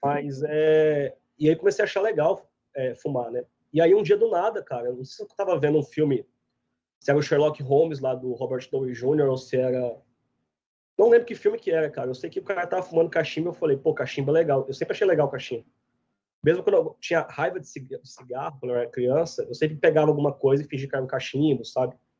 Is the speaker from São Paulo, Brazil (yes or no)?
no; Goiás, Brazil; moved away as an adult; also born or lived in Piracicaba, Brazil; now in United States; eu sou goiano, mas minha família é paulista e gaúcha, cresci em Goiás